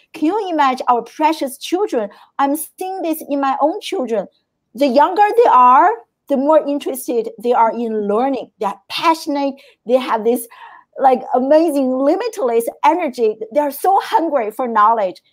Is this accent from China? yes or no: yes; China; moved away; I grew up in China